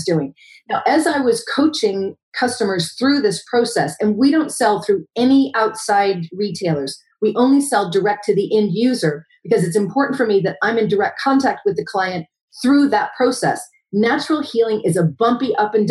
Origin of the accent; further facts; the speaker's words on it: United States; moved away as an adult; now in Wales, United Kingdom; I'm an American